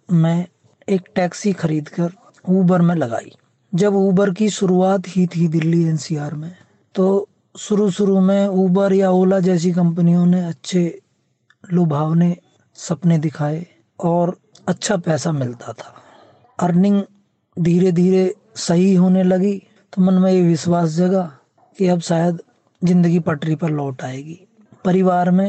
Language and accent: Hindi; Kurli Bhatona, Uttar Pradesh, India; पूर्व प्रधानमंत्री चौधरी चरण सिंह के पैतृक गांव ग्राम कुरली भटोना जिला बुलंदशहर उत्तर प्रदेश का रहने वाला हूँ